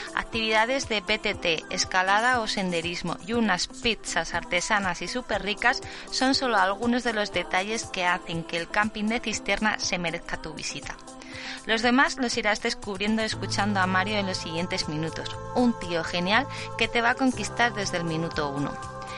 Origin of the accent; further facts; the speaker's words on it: Zaragoza, Aragon, Spain; moved away; soy de Zaragoza